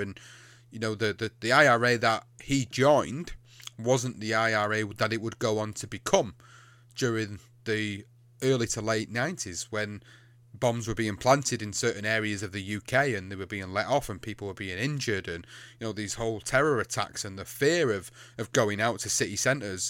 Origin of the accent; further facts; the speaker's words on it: England, United Kingdom; I come from the U K. I come from England